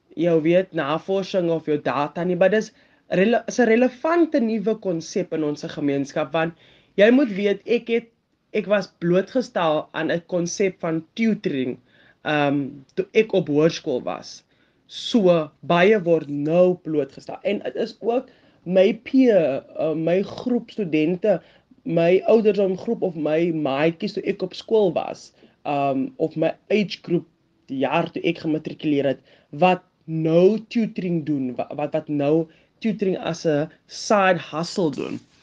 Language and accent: Afrikaans; Atlantis, Western Cape, South Africa; Ek is van 'n ek sal sê klein dorpie, maar ek is van Atlantis